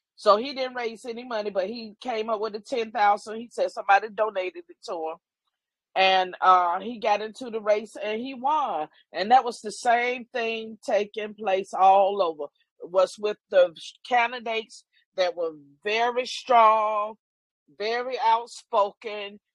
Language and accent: English; the Carolinas, United States; moved away; I am originally from the Carolinas